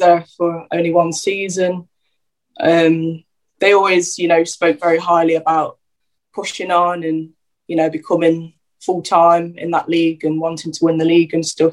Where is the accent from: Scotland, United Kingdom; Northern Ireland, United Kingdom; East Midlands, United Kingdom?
East Midlands, United Kingdom; Derby; also born or lived in London / Luton; where I sort of grew up uh, through secondary school years